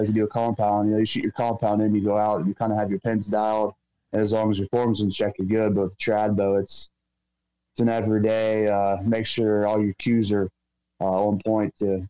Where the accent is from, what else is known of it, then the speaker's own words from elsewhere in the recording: West Central Pennsylvania, United States; Yeah. So I'm from West Central Pennsylvania.